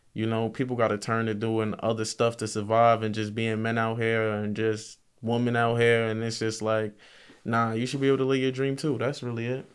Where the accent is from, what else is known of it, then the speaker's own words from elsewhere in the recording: Mount Vernon, New York, United States; I'm from Mount Vernon